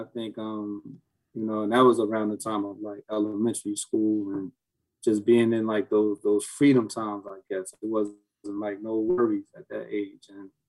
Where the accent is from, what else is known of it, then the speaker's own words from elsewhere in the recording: Newark, New Jersey, United States; we grew up in the South Ward, of North New Jersey